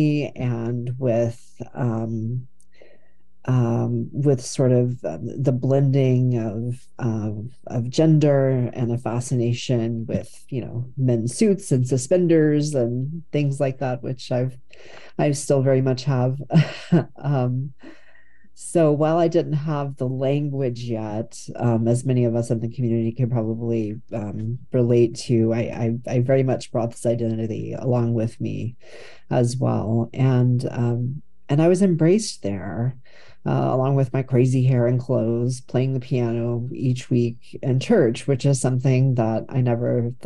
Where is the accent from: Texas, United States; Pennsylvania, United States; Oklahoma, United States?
Texas, United States; moved away as an adult; now in Portland, United States; I grew up in Texas in an area that was really imbued with these white nationalist conservative Christian